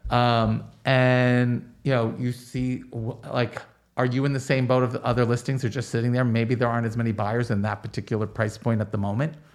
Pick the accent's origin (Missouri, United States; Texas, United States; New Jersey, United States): New Jersey, United States; Roselle Park; up in a little town in New Jersey called Roselle Park